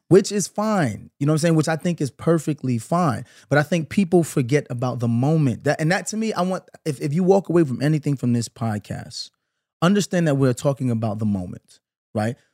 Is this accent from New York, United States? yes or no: yes; Brooklyn, New York, United States; I'm from Brooklyn. I grew up in the nineties